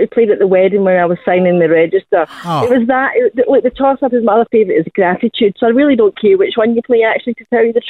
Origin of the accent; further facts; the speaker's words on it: Scotland, United Kingdom; accent: Scottish; now in Kempsey, Australia; I have a Scottish accent.